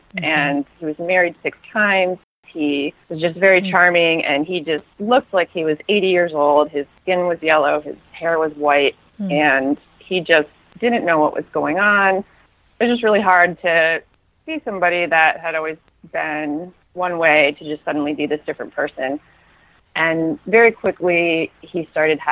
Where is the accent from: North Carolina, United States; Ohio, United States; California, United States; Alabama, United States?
Ohio, United States; Toledo; moved away as an adult; also born or lived in Portland, Maine; now in Los Angeles, United States; I was born in Toledo, and I lived there until I was about 25